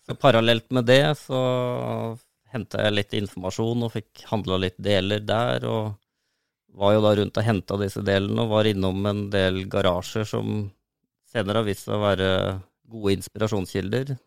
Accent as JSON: {"language": "Norwegian", "area": "Solør", "region": "Innlandet", "country": "Norway", "tie": "born or raised there", "said": "jeg har vokst opp eh, på prærien i Solør"}